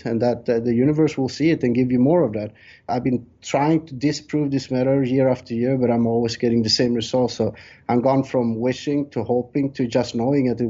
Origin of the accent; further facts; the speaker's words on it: Sweden; moved away as an adult; also born or lived in Colombia; now in Thailand; I was born in South America, Colombia, but I left when I was 3 years old. My parents took me there, and I was raised in Sweden until I was 20 years old, and then I moved to Thailand, and now I've been living in Thailand 16 years.